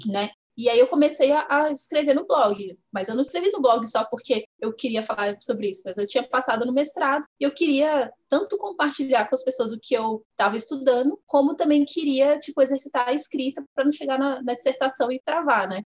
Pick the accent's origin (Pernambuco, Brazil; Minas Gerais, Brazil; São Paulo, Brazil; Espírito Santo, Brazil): Espírito Santo, Brazil; Vila Velha; eu nasci na, em Vila Velha, no Espírito Santo